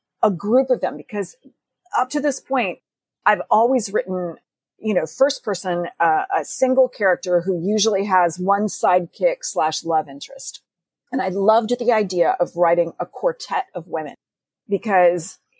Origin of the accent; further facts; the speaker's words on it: Texas, United States; I was growing up in Texas